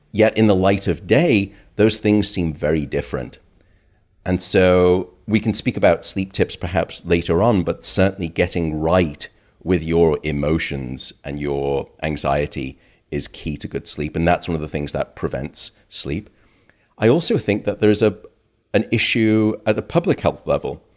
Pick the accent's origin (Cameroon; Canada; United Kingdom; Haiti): United Kingdom; now in United States; My home country, uh, the U K